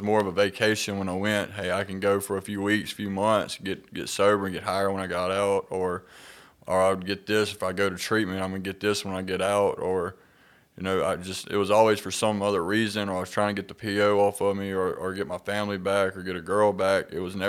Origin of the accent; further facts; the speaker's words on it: Clarksdale, Mississippi, United States; So, yeah, I'm from Clarksdale, Mississippi. I grew up with a great childhood.